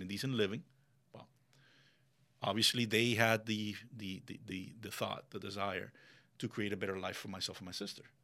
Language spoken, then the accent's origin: English; Miami, Florida, United States; English is a second language; moved away as an adult; now in Ocala, United States; growing up in Miami